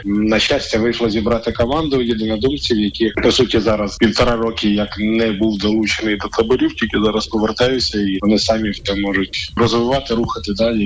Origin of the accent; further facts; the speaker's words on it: Nizhyn, Chernihiv Oblast, Ukraine; моє рідне містечко Ніжин